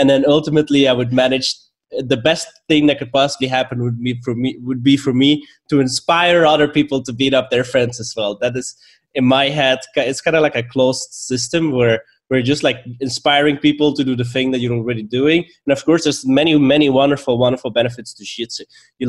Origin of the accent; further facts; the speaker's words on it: Belgium; accent: mix of Belgian, Swedish and Bulgarian; English is a second language; also born or lived in Stockholm, Sweden; now in Bulgaria; I am currently in Bulgaria, but previously I lived in Stockholm, and originally I am from Belgium. Mm. And my accent is a weird mix between all of those.